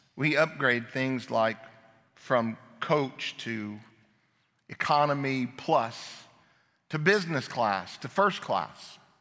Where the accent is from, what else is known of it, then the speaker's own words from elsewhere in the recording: Phoenix, Arizona, United States; moved away as an adult; also born or lived in Chicago; I grew up in Phoenix